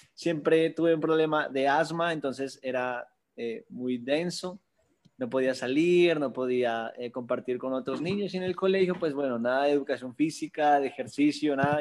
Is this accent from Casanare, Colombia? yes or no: no; Bogotá, Colombia; yo nací en Bogotá, Colombia, al sur de Bogotá